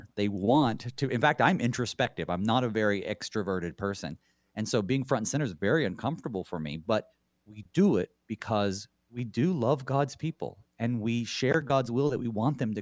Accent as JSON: {"language": "English", "region": "the South", "country": "United States", "tie": "born or raised there", "said": "Growing up in the South, I knew of so many preachers"}